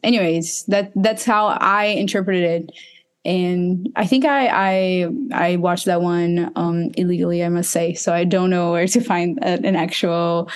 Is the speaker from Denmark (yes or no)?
no; Recife, Pernambuco, Brazil; my hometown, Recife